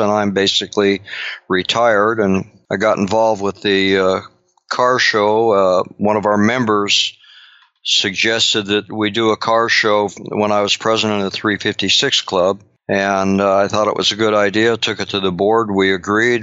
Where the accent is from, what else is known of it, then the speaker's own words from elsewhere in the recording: Long Beach, California, United States; I grew up in Long Beach, uh, California